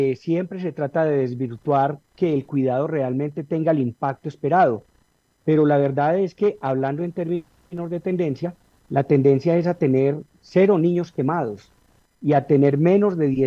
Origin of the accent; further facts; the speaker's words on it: Manizales, Caldas, Colombia; nos criamos, recordamos precisamente que uno se iba al Parque Liborio a unas casetas que se fabricaban y se improvisaban ahí a comprar voladores, globos, papeletas, buscaniguas.